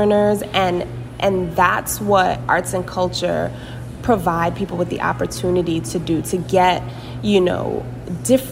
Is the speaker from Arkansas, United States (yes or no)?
no; New York City, New York, United States; I grew up in Brooklyn, New York, born and raised